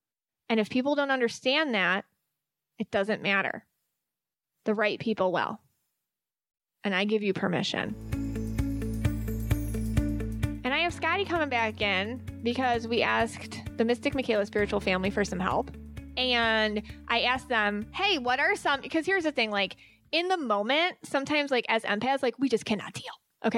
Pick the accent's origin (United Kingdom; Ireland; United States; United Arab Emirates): Ireland; Irish people, because I am Irish, so I get this.